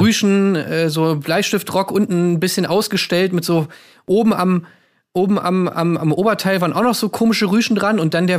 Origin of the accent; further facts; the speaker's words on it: Berlin, Germany; in Berlin, das ist meine Heimat